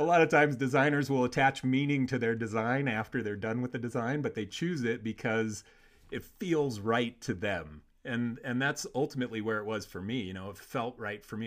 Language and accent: English; Warsaw, Indiana, United States; also born or lived in Chicago; That's where I'm from, man. I went to Warsaw High School.